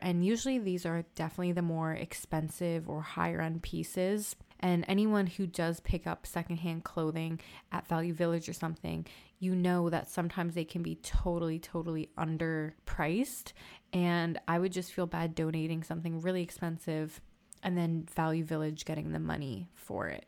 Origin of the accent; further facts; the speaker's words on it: Toronto, Ontario, Canada; I'm from Toronto